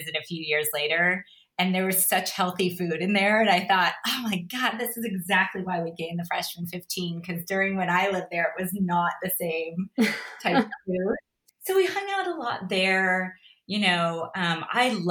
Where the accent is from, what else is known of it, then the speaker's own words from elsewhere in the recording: North Palm Beach, Florida, United States; moved away as an adult; also born or lived in Brigantine, New Jersey / Boston / Los Angeles; now in Chicago, United States; I grew up in North Palm Beach